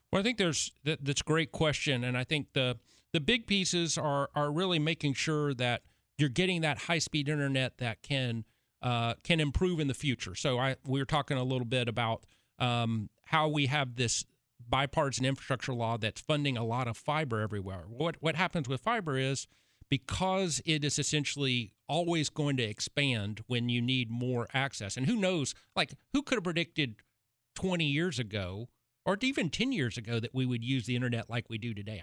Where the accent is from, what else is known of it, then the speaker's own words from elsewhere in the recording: Chattanooga, Tennessee, United States; I'm from Chattanooga, Chattanooga, University of Tennessee at Chattanooga